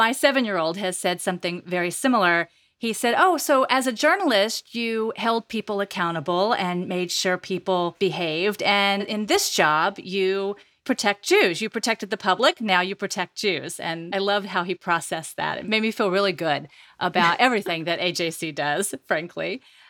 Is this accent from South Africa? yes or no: no; United States; also born or lived in Texas / North Carolina; now in New Jersey, United States; I grew up in Texas and North Carolina. I was the only Jew in class